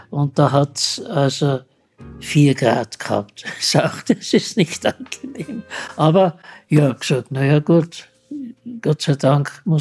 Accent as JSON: {"language": "German", "country": "Austria", "said": "Im Faber, die es bei uns in Österreich gibt"}